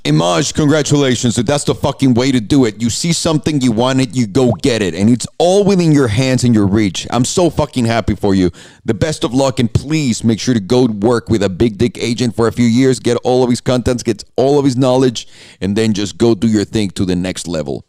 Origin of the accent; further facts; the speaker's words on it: Mexico; In the middle of Mexico, and I'm like, I'm from here.